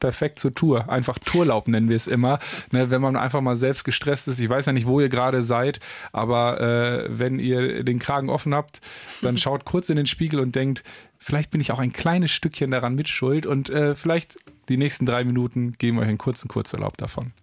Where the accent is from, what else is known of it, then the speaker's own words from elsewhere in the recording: Paderborn, North Rhine-Westphalia, Germany; Ich komme aus Paderborn.